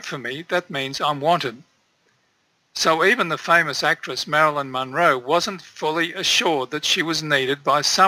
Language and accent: English; Turkmenistan; I was born in Central Asia, in Turkmenistan